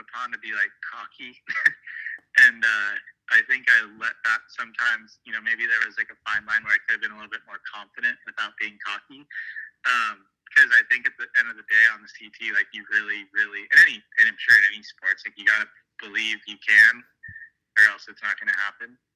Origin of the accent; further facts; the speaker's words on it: Santa Barbara, California, United States; growing up in Santa Barbara